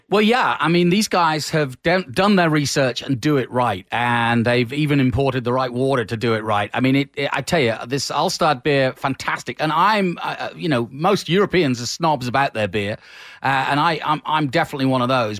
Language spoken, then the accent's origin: English; England, United Kingdom; the Englishman uh, in me